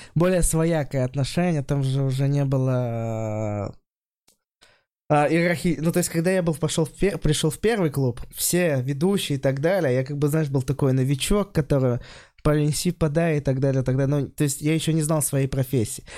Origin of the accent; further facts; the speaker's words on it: Kosterevo, Vladimir Oblast, Russia; moved away; Вообще я из Костерева